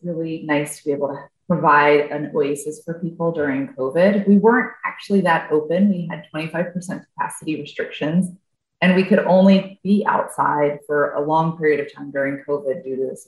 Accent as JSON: {"language": "English", "town": "Atlanta", "region": "Georgia", "country": "United States", "moved": "yes", "lives_now": "Chicago, United States", "said": "I am originally from Atlanta, Georgia"}